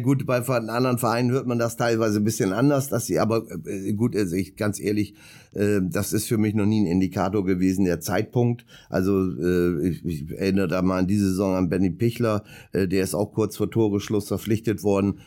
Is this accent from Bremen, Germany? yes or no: yes; Bremerhaven, Bremen, Germany; ich komme ja gebürtig aus Bremerhaven